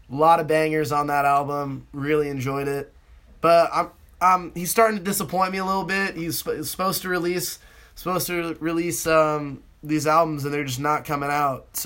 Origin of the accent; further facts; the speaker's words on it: West Coast, United States; you know I'm from the West Coast.